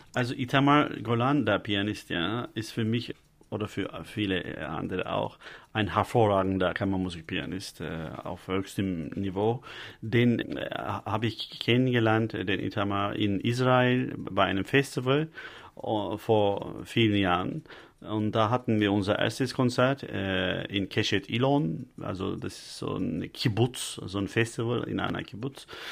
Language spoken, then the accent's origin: German; Istanbul, Turkey; born or raised there; German is a second language; moved away as an adult; also born or lived in Detmold, Germany